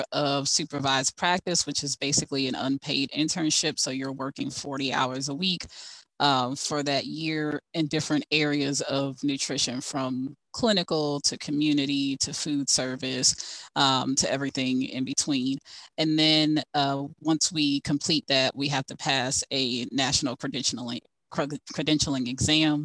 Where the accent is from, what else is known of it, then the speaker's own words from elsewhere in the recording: Fort Lauderdale, Florida, United States; moved away as an adult; now in Ohio, United States; most of my family's in Jacksonville, but I grew up in Fort Lauderdale